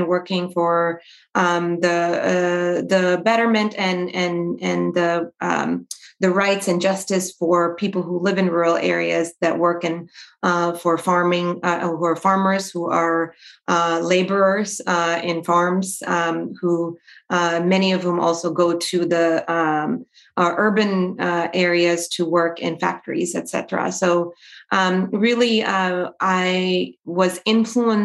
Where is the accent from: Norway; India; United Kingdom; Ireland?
India; now in United States; I was born and raised in India. I was raised in rural India.